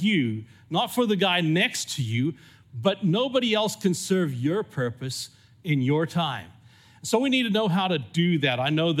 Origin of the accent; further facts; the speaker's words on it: California, United States; accent: mixed; also born or lived in Zimbabwe; haven't got a purely South African accent. I grew up in California, though I was born in Zimbabwe. And so I kind of have a mixed up accent.